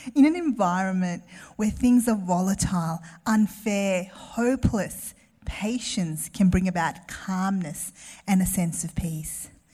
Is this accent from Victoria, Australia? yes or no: yes; Melbourne, Victoria, Australia; I grew up in Melbourne